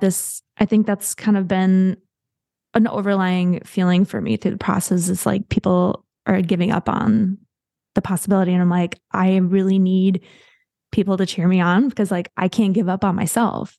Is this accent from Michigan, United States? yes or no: yes; Midland, Michigan, United States; I grew up in, uh, Midland, Michigan